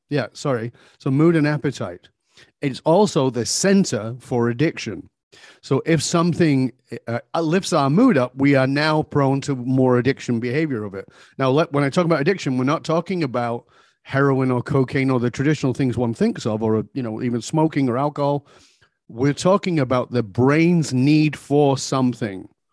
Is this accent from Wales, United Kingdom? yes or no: no; Manchester, North West England, United Kingdom; now in Vancouver, Canada; I was born in Northern England, uh, I've been gone for more than forty years, but I was born in abject poverty